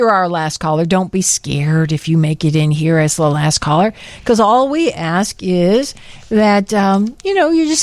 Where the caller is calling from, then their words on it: Homer Glen, Illinois, United States; I'm calling from Homer Glen.